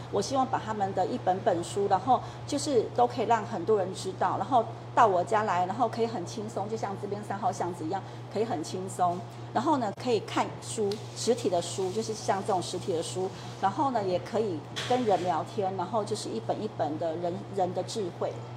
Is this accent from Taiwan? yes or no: yes; Taiwan; 因为我是客家人